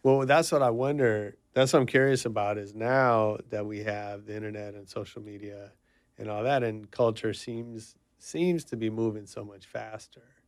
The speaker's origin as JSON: {"language": "English", "area": "the Bay Area", "region": "California", "country": "United States", "said": "I'm from the Bay"}